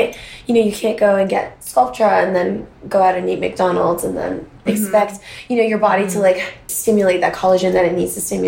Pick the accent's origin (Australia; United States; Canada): Canada; I'm from Canada.